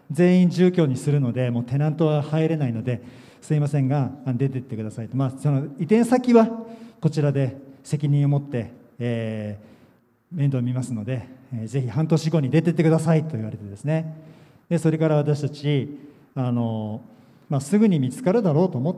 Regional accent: Yokohama, Kanagawa, Japan; 私あのお父さんお母さんとも、えー、日本人でですねえー、横浜で生まれましたクリスチャンホームということで

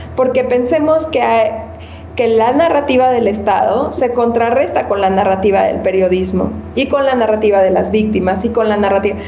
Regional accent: Mexico; nosotros como ciudadanos mexicanos

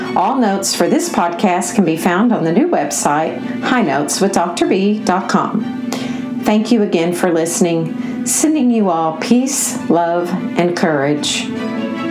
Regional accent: Nashville, Tennessee, United States; I grew up in Nashville, Tennessee, where this particular denomination is huge there, huge

